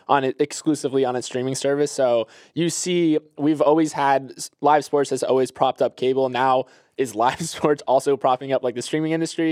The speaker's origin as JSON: {"language": "English", "region": "Florida", "country": "United States", "said": "I'm from Florida"}